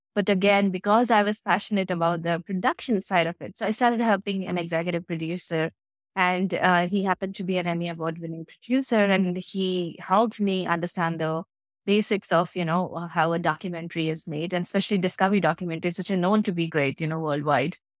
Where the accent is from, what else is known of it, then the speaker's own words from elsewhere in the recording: India; moved away as an adult; I grew up in a tiny little town of India, which was not even on the Google Maps